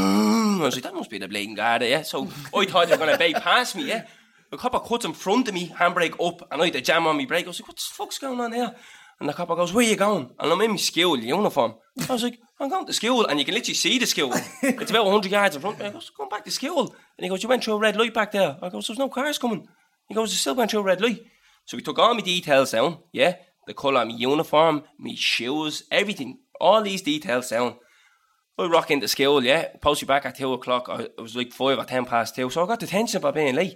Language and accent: English; Dublin, Leinster, Ireland; I'm from Dublin